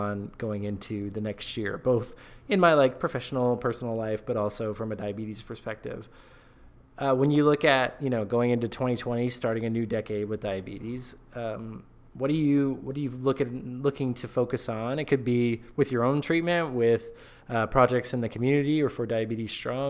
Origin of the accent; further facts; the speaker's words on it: United States; I'm American